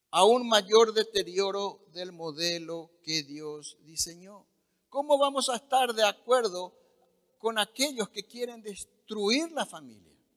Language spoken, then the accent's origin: Spanish; Paraguay; nuestro país